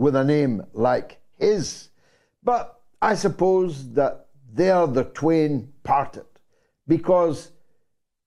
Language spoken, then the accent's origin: English; Scotland, United Kingdom; I became his unlikely Scottish friend